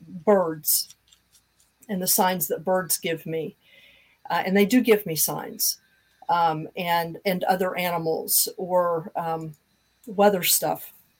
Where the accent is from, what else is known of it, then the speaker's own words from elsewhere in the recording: Kansas, United States; moved away as an adult; I'm from Kansas too.